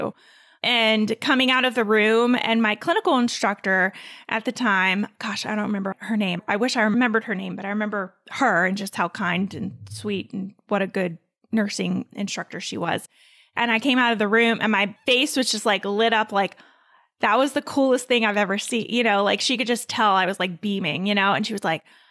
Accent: North Carolina, United States; also born or lived in Mount Holly, New Jersey; I moved down to North Carolina when I was like 3 or 4, I think. So I pretty much say I'm from North Carolina because I went to kindergarten here.

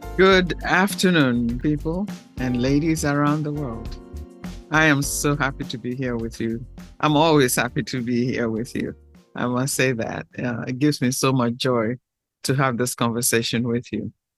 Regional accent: Ghana; I'm from the Fanti tribe of Ghana.

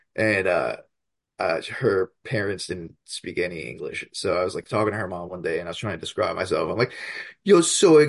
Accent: Hudson County, New Jersey, United States; I grew up in Hudson County, New Jersey, which is like right across the river from Manhattan

